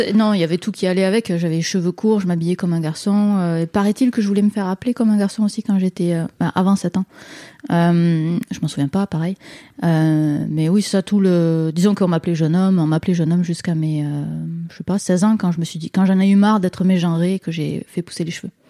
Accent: France; moved away as an adult; now in Quebec, Canada; je suis française, mais je, suis allée euh, habiter au Québec en 2009

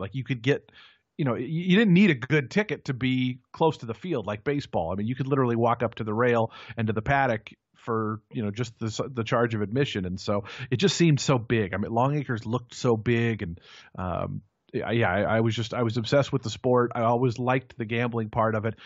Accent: Seattle, Washington, United States; I grew up outside of Seattle, Washington

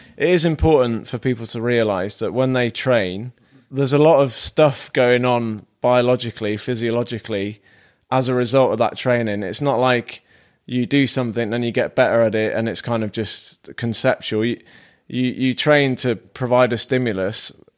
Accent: Devon, South West England, United Kingdom; now in Manchester, United Kingdom; I am from the Southwest.

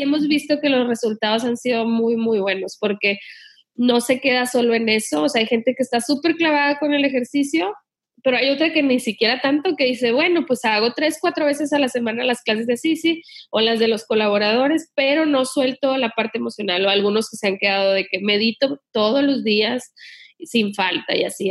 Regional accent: Sinaloa, Mexico; yo me crié en Sinaloa

